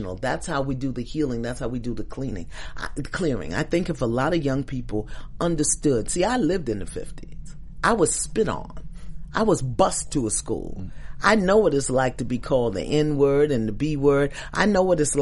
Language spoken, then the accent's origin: English; New York City, New York, United States; When I was 12 and 13, and I was bused from Crown Heights, Brooklyn to Flatbush